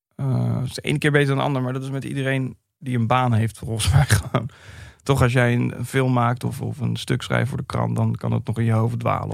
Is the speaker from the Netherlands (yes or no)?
yes; Vlaardingen, South Holland, Netherlands; ik kwam uit Vlaardingen